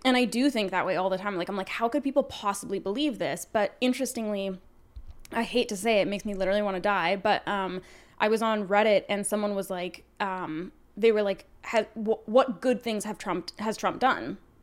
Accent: Canada; we're Canadian

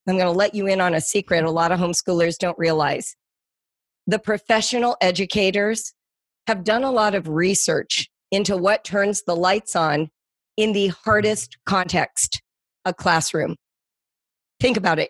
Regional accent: Las Virgenes School District, Malibu Canyon, California, United States; I grew up in the Las Virgenes School District, which is out in Malibu Canyon

